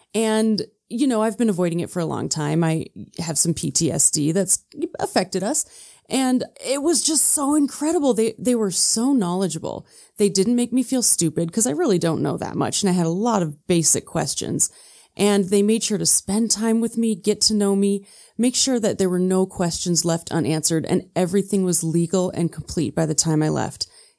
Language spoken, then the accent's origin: English; Midwest, United States; I'm from the Midwest